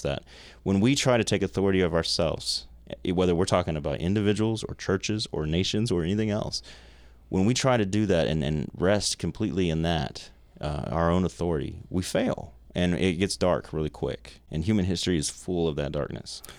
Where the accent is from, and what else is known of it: United States